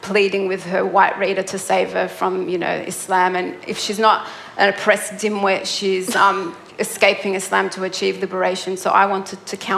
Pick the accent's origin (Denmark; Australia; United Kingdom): Australia; Melbourne, Victoria; I grew up in Melbourne.